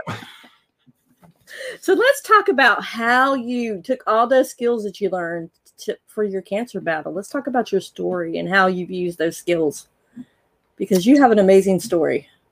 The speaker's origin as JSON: {"language": "English", "region": "North Carolina", "country": "United States", "tie": "born or raised there", "said": "I'm a North Carolina native"}